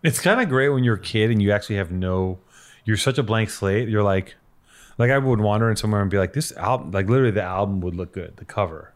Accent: Los Angeles, California, United States; growing up in Venice

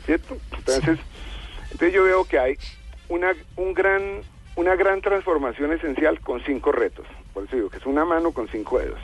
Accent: Colombia; como colombianos

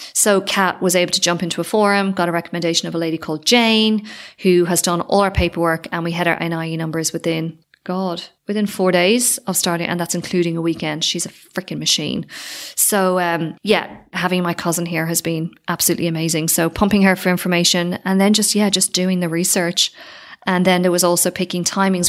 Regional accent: Ireland; also born or lived in Sydney, Australia; now in Spain; I don't know if I'm too Irish

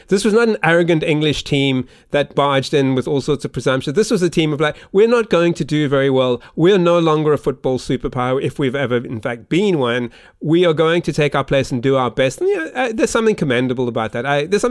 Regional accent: South Africa; I'm South African.

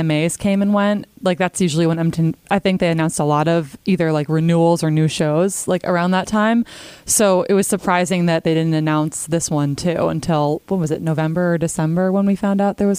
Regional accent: Connecticut, United States; moved away as an adult; also born or lived in Boston, Massachusetts; now in Sarasota, United States; Yeah, so I grew up in Connecticut. I was there till I was 18, and then I went to Boston for 8 years. So, you know, New England person. And yeah, I came here, like I said, over last summer.

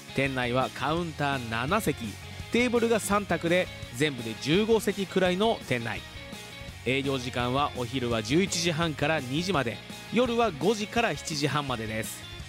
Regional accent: Fuji, Shizuoka, Japan; 生まれも育ちも静岡県富士市

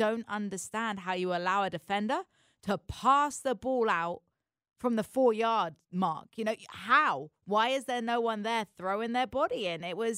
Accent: England, United Kingdom; I think that's what makes it hurt so much as an English fan, right?

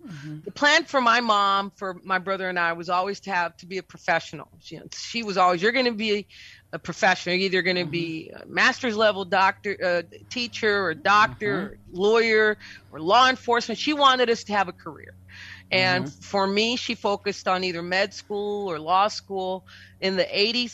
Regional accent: Brownsville, Texas, United States; moved away as an adult; also born or lived in Vermont / Austin, Texas; now in San Antonio, United States; I'm originally from Brownsville, Texas, which is the southernmost tip of Texas. I was born and raised down there

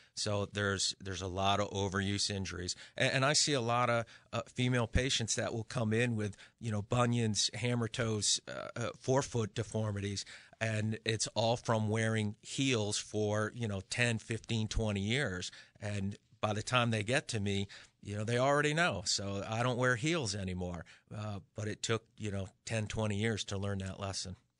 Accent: Western Massachusetts, United States; now in Connecticut, United States; I'm originally from Western Mass. So for me, this is coming home

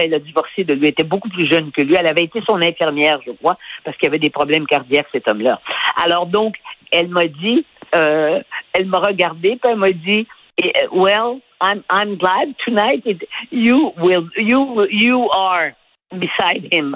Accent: Canada; j'étais du Canada

